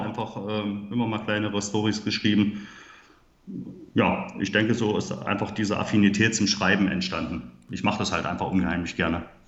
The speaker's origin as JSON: {"language": "German", "town": "Halle", "region": "Saxony-Anhalt", "country": "Germany", "said": "Ich komme aus Halle Saale in Sachsen-Anhalt, wie man vielleicht meiner Sprache auch anhören kann."}